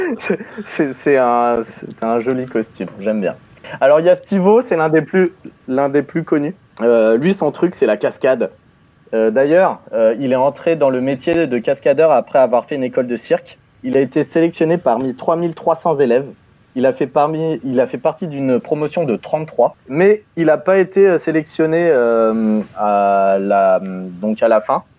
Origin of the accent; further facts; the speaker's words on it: Normandy, France; je suis normand